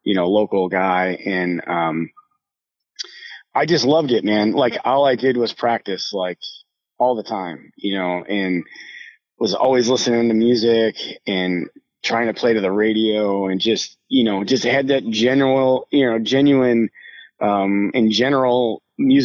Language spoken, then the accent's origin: English; Rochester, New York, United States; moved away as an adult; now in Nashville, United States; I grew up in just outside of Rochester, New York, and actually lived there until about 2 years ago when I moved to Nashville